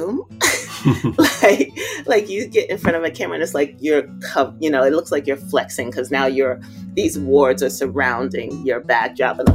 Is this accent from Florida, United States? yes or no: no; New York City, New York, United States; also born or lived in Ohio / South Carolina / Park Slope, Brooklyn; my block Madison Street, where I grew up in Bushwick